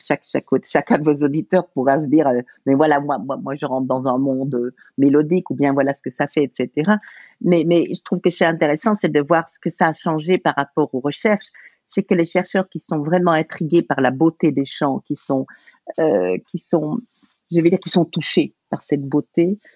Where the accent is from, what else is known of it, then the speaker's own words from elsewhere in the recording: Belgium; je suis belge